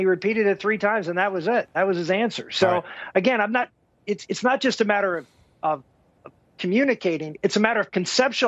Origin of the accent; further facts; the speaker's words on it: Pittsburgh, Pennsylvania, United States; I'm from Pittsburgh, not from Philadelphia. So I always defend my Pittsburgh roots